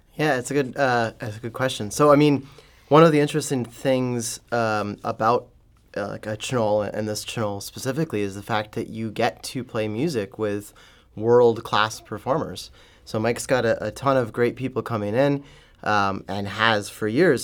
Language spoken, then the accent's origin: English; Ontario, Canada; now in St. Louis, United States; I was growing up in Ontario